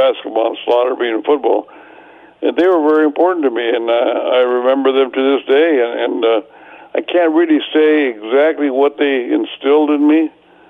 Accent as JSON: {"language": "English", "town": "Sanger", "region": "California", "country": "United States", "tie": "born or raised there", "said": "and friends from my hometown of Sanger and Fresno."}